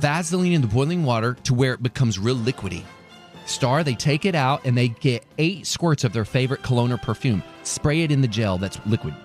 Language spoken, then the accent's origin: English; Amarillo, Texas, United States; I was born in Amarillo. That's where all my family's from